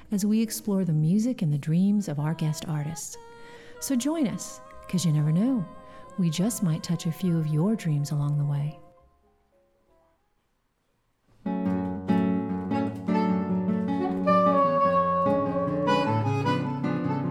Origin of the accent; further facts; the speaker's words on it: Bakersfield, California, United States; moved away; I'm from Bakersfield, California